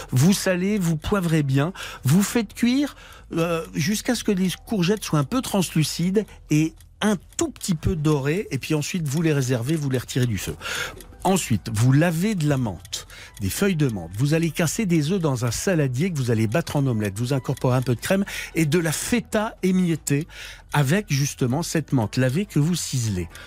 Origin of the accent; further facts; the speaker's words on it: Lorraine, Grand Est, France; je suis lorrain